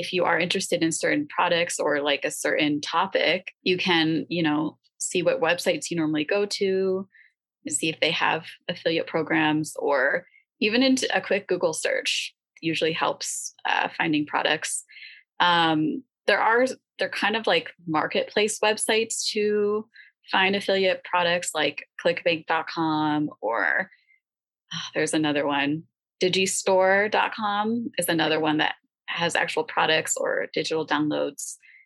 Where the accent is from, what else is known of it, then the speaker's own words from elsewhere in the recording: United States; also born or lived in Nevada; as someone in America, as an American teacher